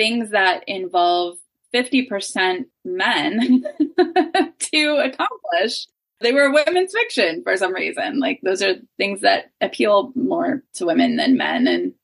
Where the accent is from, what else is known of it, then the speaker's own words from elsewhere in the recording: Pittsburgh, Pennsylvania, United States; moved away as an adult; also born or lived in Athens, Ohio; now in Cincinnati, United States; I live in Cincinnati now. I'm originally from Pittsburgh